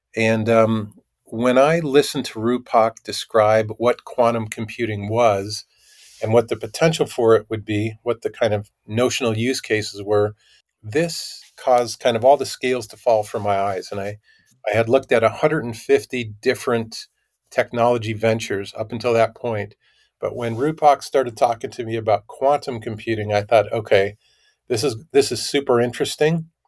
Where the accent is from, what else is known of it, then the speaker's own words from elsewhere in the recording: Minnesota, United States; moved away as an adult; I grew up in Minnesota